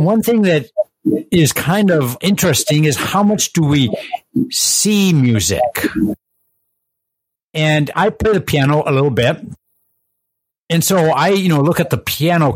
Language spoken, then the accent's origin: English; Iowa, United States; we're from Iowa